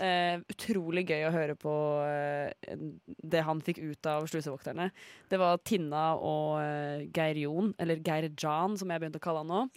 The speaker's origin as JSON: {"language": "Norwegian", "town": "Ulefoss", "region": "Telemark", "country": "Norway", "said": "jeg er jo fra Ulefoss"}